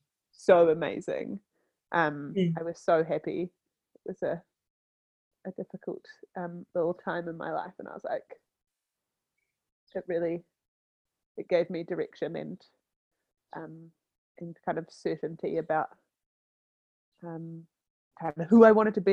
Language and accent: English; Wellington, New Zealand; I grew up in Wellington. Yeah, the longest I've been away from here is 1 month. but yeah, grew up here, born and raised